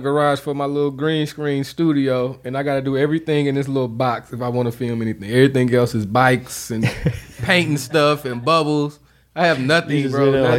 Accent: Austin, Texas, United States; moved away as an adult; now in Houston, United States; Born and raised out there.

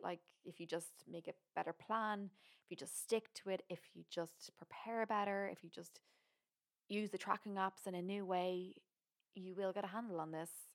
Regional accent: Ireland; I'm from Ireland.

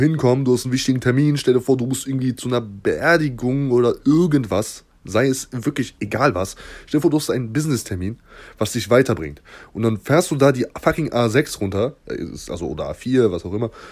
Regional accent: Southern Germany, Germany; also wir kommen aus Süddeutschland, beide.

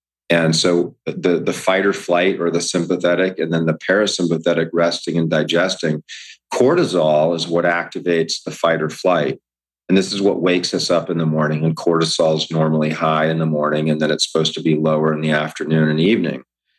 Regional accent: Hawaii, United States; also born or lived in Camp Lejeune, United States; I grew up in Hawaii. My father was in the military. Before we moved out to Hawaii, I was actually raised in Camp Lejeune

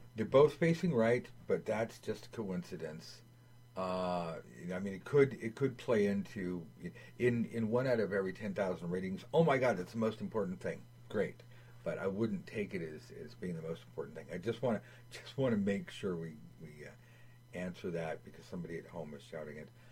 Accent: United States; growing up in America

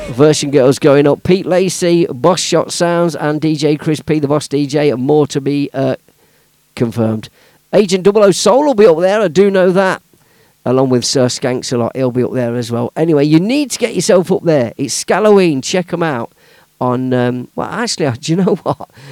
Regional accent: Leicester, East Midlands, United Kingdom; in my hometown, Leicester Town

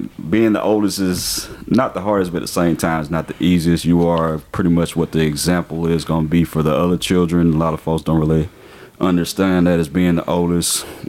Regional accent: Hinesville, Georgia, United States; I tell folks all the time I'm from Hinesville, Georgia.

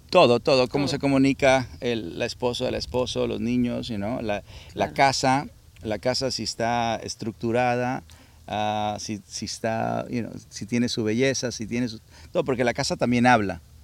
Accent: Culiacán, Sinaloa, Mexico; now in United States; nací en Culiacán y luego me llevaron a, al rancho en Hispalino con mis abuelos

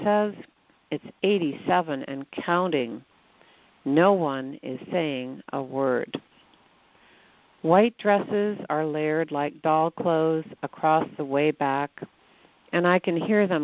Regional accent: Connecticut, United States; I grew up in Connecticut, where we had a road called the Merritt Parkway

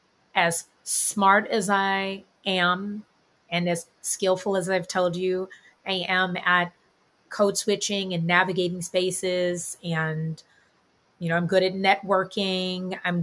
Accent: Houston, Texas, United States; now in New York, United States; but I am from Houston, Texas. So I'm Texan, which is an identity I still hold near and dear, regardless of whether or not I always agree with everything that's going on in my home state. Born and raised in Houston, oldest of four children.

